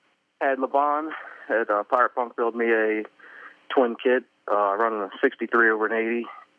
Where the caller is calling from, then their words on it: Manassas, Virginia, United States; I'm in Virginia, Manassas, Virginia.